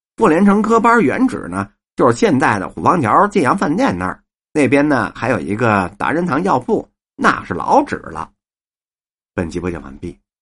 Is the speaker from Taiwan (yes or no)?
no; Beijing, China; 反正我们是北京人，我爷爷那会儿就在平德门那儿，开茶馆儿